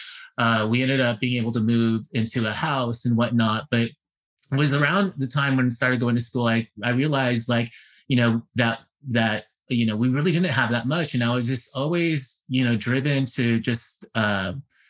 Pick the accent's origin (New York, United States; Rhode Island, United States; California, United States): California, United States; San Francisco; I was born and raised in San Francisco, Bay Area